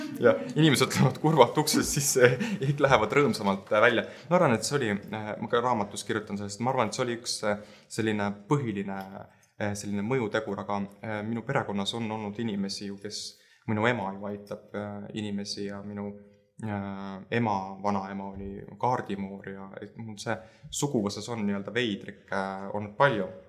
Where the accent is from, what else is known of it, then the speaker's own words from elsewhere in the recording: Tartu, Tartu County, Estonia; also born or lived in Lääne-Viru County; me kolisime ära siis Lääne-Virumaalt, äh, äh, kuna vanemad lahutasid ja, ja me kolisime Tartusse ja minu jaoks hakkas sealt nagu elu pihta